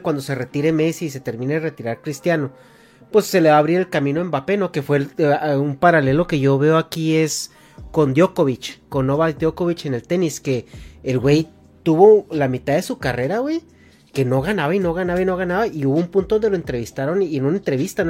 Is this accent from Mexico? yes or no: yes; Mexico; hasta mi adolescencia, en México